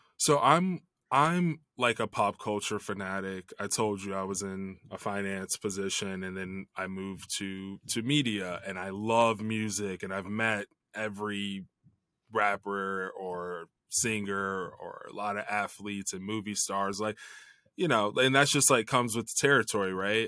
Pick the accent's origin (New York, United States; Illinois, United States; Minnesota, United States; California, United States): Illinois, United States; Chicago; I grew up in the Chicago area